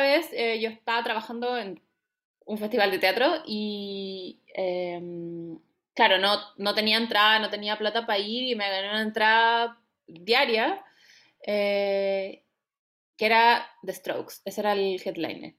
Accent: Temuco, Araucanía, Chile; yo soy de Temuco

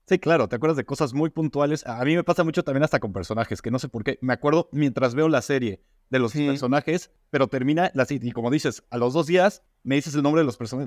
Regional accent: Mexico; now in Spain; soy de México

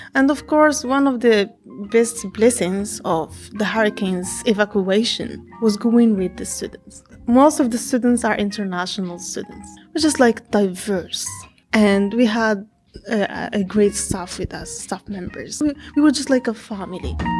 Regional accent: Fez, Fès-Meknès, Morocco; English is a second language; moved away as an adult; now in Conway, United States; I'm from Morocco, from Fez City, and I'm here in South Carolina, Conway.

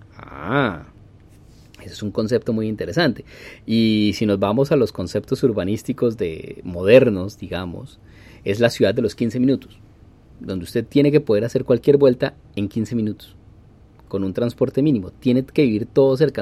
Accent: Bogotá, Colombia; moved away as an adult; now in Canada; la historia de mi educación en Colombia. Yo salí del San George, del San Jorge

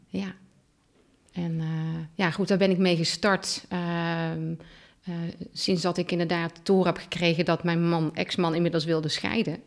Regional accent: Oosterhout, North Brabant, Netherlands; now in Teteringen, Netherlands; geboren en getogen in Oosterhout

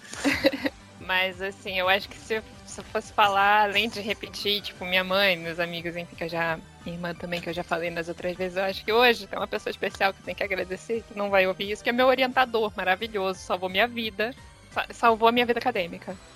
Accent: Rio de Janeiro, Brazil; now in Arraial do Cabo, Brazil; Eu sou do Rio de Janeiro, mas eu tô morando em Arraial do Cabo

